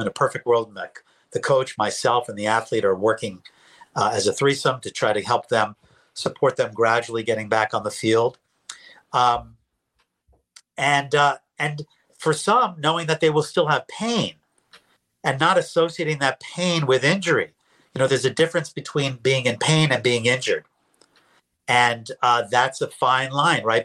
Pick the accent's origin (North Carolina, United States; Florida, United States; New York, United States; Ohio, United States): New York, United States; moved away as an adult; also born or lived in Philadelphia, Pennsylvania; I'm a New Yorker. I came down to Temple uh, University to get my PhD in clinical psych.